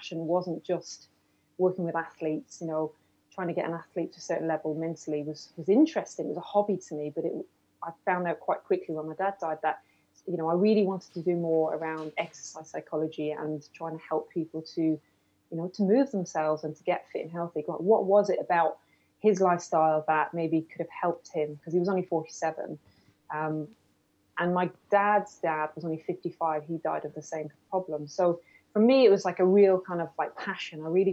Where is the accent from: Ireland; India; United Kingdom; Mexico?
Ireland; being Irish